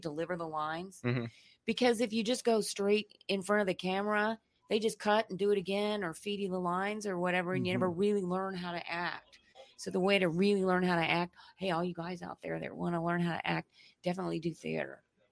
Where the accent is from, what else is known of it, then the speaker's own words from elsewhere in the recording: Alabama, United States; accent: Southern; moved away as an adult; also born or lived in Mississippi / Los Angeles; now in San Diego, United States; I was just in a small town in the South. I'm from Alabama. I'm hoping you don't hear my accent. I'm trying to hide it. But it's in there